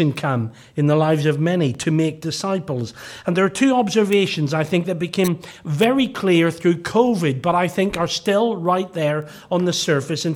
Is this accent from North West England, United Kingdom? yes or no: no; Northern Ireland, United Kingdom; growing up in Gospel Hall in Northern Ireland